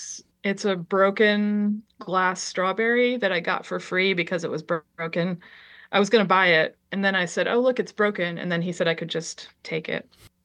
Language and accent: English; Liberia; born there; because I was born in Liberia, West Africa.